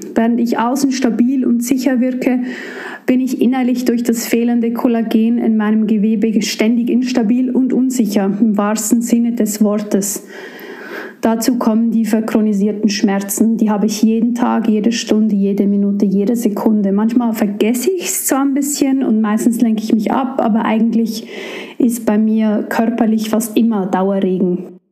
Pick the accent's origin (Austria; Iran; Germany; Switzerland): Switzerland; moved away; ich komme aus der Schweiz und arbeite hier für die evangelisch-methodistische Kirche als Gemeindeentwicklerin